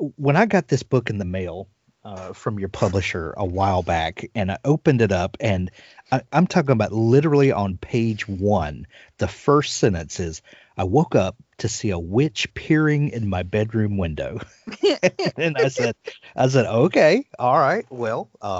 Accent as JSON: {"language": "English", "region": "Deep South", "country": "United States", "said": "I'm from the South. I'm from the deep, deep"}